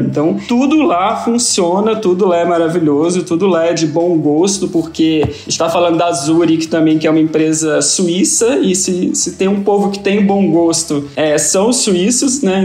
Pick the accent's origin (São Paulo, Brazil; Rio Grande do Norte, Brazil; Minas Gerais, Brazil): Minas Gerais, Brazil; eu sou mineiro